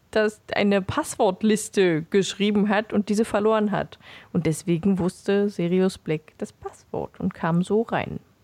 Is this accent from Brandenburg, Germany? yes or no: yes; Beelitz, Brandenburg, Germany; ich bin nicht in Belitz geboren, aber aufgewachsen